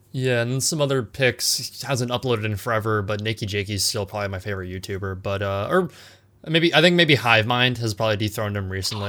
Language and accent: English; California, United States; I'm from California